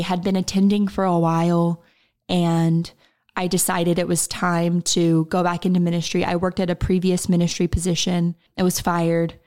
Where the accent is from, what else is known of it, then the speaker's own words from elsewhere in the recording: Oklahoma, United States; also born or lived in Texas; I am from Oklahoma. So I was born and raised in Oklahoma. I'm still here in Oklahoma.